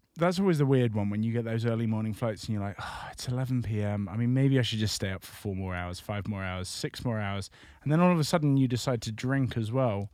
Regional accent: United Kingdom

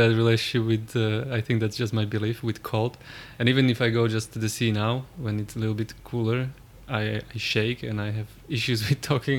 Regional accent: Slovakia; moved away; I'm from Slovakia, from the part where in the winter we had like minus 25.

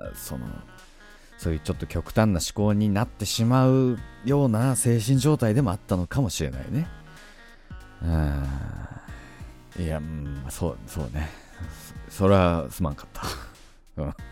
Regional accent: Tohoku, Japan; 僕東北の出身ですので

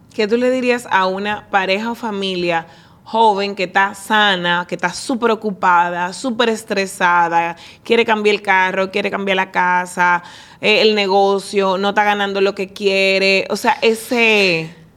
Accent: Dominican Republic; como dominicana

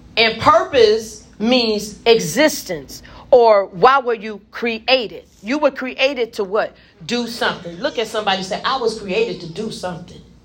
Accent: Memphis, Tennessee, United States; also born or lived in Gary, Indiana; now in Indianapolis, United States; I was born in Memphis.

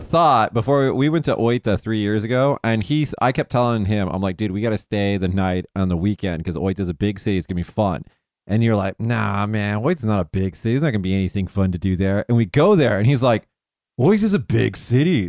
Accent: Las Vegas, Nevada, United States; where I'm from Vegas

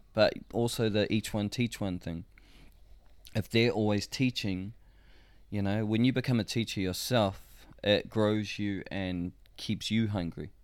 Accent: Rotorua, Bay of Plenty, New Zealand; I come from Rotorua

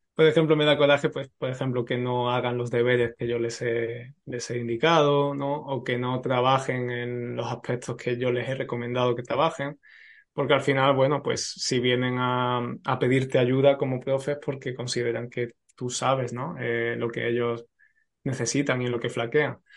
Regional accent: Spain; lo que somos los españoles

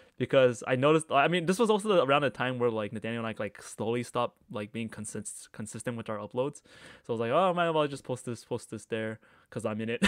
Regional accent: Markham, Ontario, Canada; I grew up in Markham.

